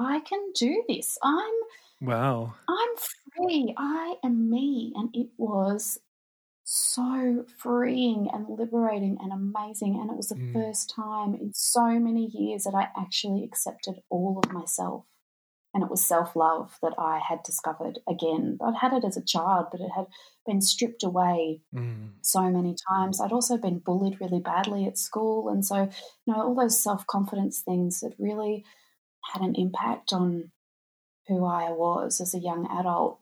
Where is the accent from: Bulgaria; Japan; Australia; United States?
Australia; I'm from Australia. There's not much snow here